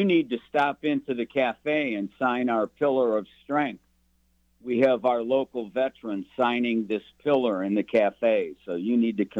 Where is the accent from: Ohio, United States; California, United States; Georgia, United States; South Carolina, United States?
Ohio, United States; Cleveland; I'm from Cleveland, Ohio.